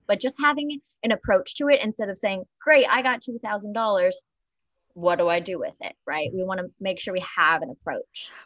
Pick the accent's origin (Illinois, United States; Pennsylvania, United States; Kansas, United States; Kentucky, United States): Kentucky, United States; Paducah; now in New York City, United States; I am from Paducah, Kentucky, um, small town